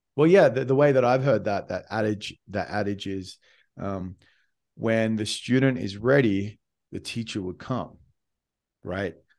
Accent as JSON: {"language": "English", "country": "Australia", "said": "I came from Australia"}